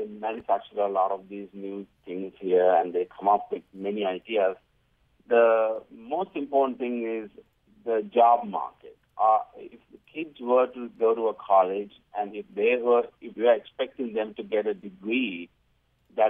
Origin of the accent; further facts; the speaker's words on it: Singapore; moved away as an adult; now in Provo, United States; I'm originally from Singapore. So when my kids moved from Singapore to Utah